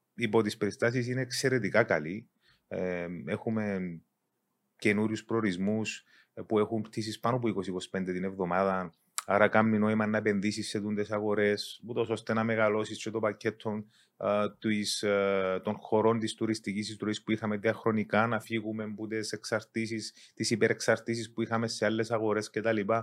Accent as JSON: {"language": "Greek", "town": "Engomi", "region": "Nicosia District", "country": "Cyprus", "tie": "born or raised there", "also_born_or_lived": "Zaire (Congo) / London, United Kingdom"}